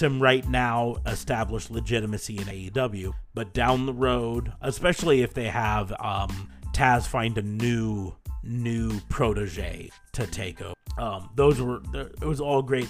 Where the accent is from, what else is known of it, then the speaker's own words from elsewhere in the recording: United States; I'm American